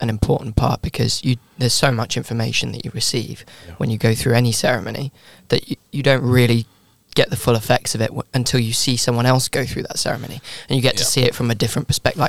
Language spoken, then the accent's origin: English; Gibraltar; I'm from Gibraltar.